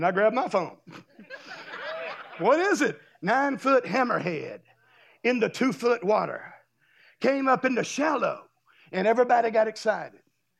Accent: Destin, Florida, United States; I'm from Destin. I live in Destin. There's a lot of beach down there, and it's real pretty.

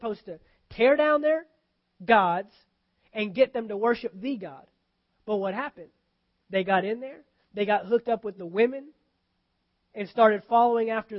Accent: United States; me as an American

